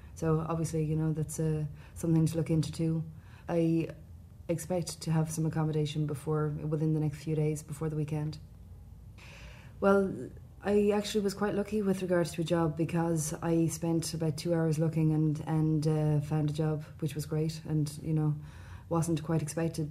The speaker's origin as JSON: {"language": "English", "region": "Midlands", "country": "Ireland", "also_born_or_lived": "Dublin", "moved": "as an adult", "lives_now": "New York, United States", "said": "I'm from the Midlands. I'm from um, a small town in the Midlands"}